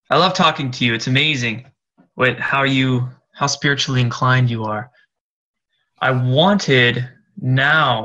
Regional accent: Seattle, Washington, United States; I'm from Seattle here

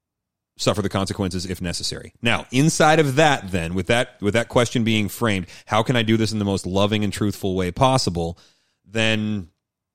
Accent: Seattle, Washington, United States; I'm from Seattle

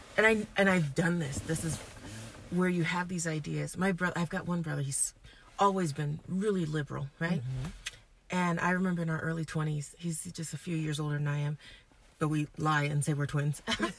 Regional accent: Brooklyn, New York, United States; Okay, and I'm from Brooklyn.

